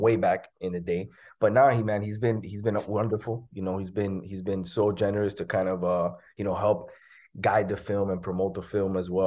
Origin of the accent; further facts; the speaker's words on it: Miami, Florida, United States; I was born and raised in Miami. I played high school basketball here